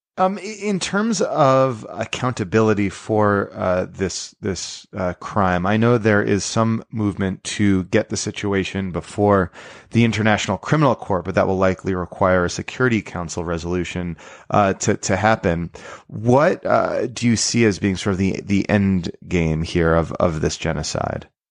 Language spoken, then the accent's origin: English; New York, United States; I grew up not far from Brewster, New York